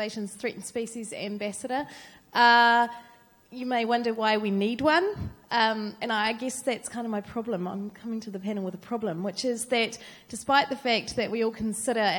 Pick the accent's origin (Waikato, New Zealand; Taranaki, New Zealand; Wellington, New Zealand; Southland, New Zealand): Southland, New Zealand; now in Auckland, New Zealand; originally I'm from Southland. I moved up here